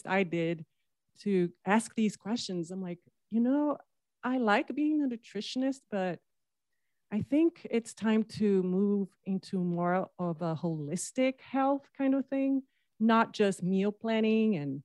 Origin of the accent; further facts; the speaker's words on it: Brazil; moved away as an adult; now in United States; I'm from Brazil, from the coast side.